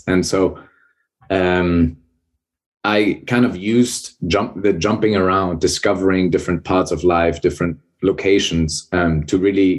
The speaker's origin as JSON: {"language": "English", "region": "Hamburg", "country": "Germany", "tie": "born or raised there", "also_born_or_lived": "Bremen", "moved": "as an adult", "said": "I was born and raised in Northern Germany, born in Bremen, raised in Hamburg."}